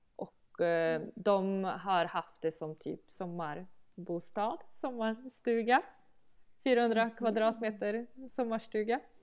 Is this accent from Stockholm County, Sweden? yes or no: no; Malbacken, Värmland, Sweden; also born or lived in Sunne; now in Malbacken, Sweden; jag skulle aldrig bo i Malbacken eftersom jag kommer ifrån Malbacken